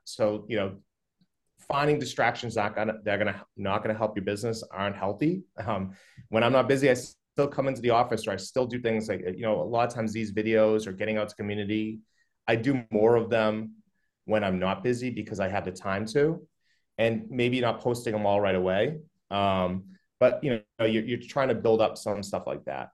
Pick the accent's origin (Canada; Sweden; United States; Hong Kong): United States; Methuen, Massachusetts; also born or lived in Newburyport; I grew up in Methuen